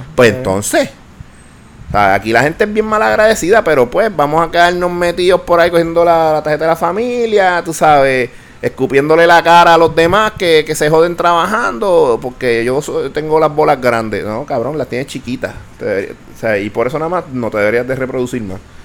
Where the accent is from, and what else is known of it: Puerto Rico